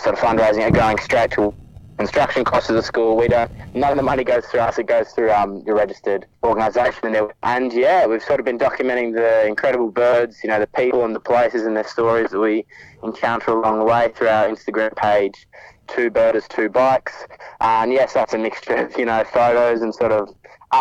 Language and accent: English; Melbourne, Victoria, Australia; born or raised there